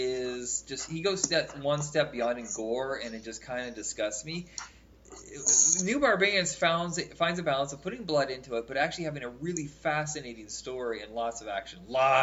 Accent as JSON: {"language": "English", "country": "United States", "said": "I'm not Canadian. It's near us. Yeah. I'm from America."}